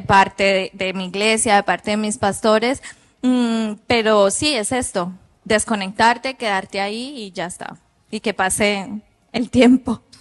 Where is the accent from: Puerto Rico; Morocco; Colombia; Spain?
Colombia; moved away as an adult; yo soy de Colombia. Cuando yo tengo ocho años